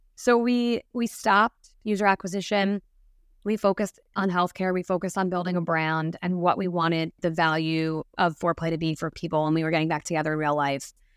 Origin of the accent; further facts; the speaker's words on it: New Jersey, United States; born and raised in New Jersey